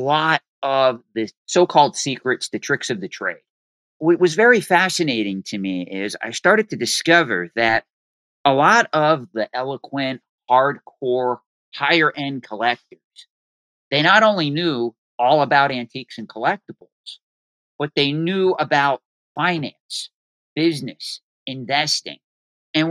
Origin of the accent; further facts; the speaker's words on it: Boyertown, Pennsylvania, United States; I grew up in Boyertown, Pennsylvania, which is located roughly 25 minutes from King of Prussia